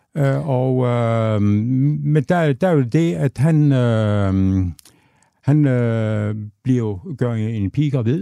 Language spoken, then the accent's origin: Danish; Aabenraa, Southern Denmark, Denmark; jeg er født og opvokset i, i Åben Rå